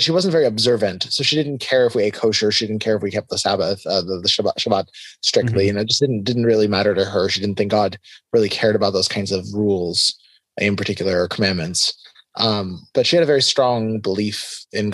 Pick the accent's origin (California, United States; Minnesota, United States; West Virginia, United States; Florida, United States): Florida, United States; South; also born or lived in Tel Aviv, Israel; We moved to the U.S. when I was pretty young. I was 3 and a half when we moved to Florida, and I grew up in Florida, in South Florida